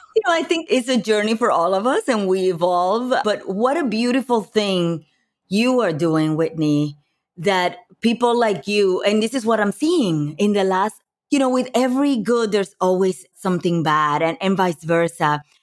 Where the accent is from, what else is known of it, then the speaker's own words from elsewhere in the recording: Puerto Rico; moved away as an adult; also born or lived in New York; now in Los Angeles, United States; growing up in Puerto Rico, I moved, uh, into, from Puerto Rico to New York when I was in my early twenties to go to college